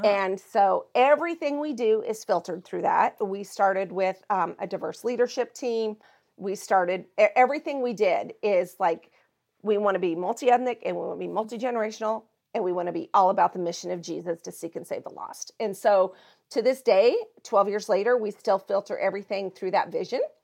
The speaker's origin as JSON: {"language": "English", "region": "Montana", "country": "United States", "tie": "born or raised there", "said": "I am originally from Montana, that's where I grew up"}